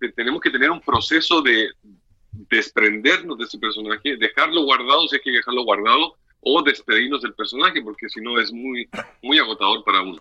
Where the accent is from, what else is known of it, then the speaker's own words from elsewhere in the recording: Viña del Mar, Valparaíso, Chile; moved away as an adult; now in Mexico; yo nací en el Valparaíso, en la quinta región